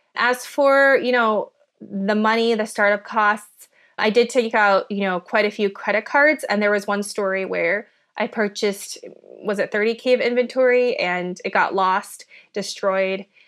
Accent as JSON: {"language": "English", "region": "Minnesota", "country": "United States", "tie": "born or raised there", "second_language": "English", "said": "I grew up in Minnesota"}